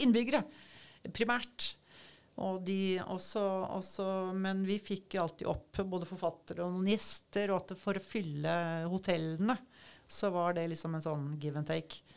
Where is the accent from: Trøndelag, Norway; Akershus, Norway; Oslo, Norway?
Oslo, Norway; moved away as an adult; also born or lived in Svalbard; now in Kragerø, Norway; jeg er fra Oslo